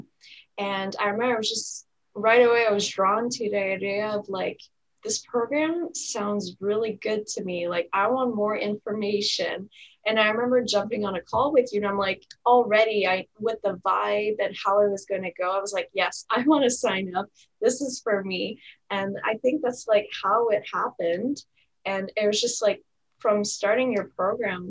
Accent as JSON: {"language": "English", "country": "Canada", "also_born_or_lived": "Ottawa, Ontario", "said": "I'm from Canada. I live in the city, I'm in the province of Ontario, and I live in the city of Ottawa."}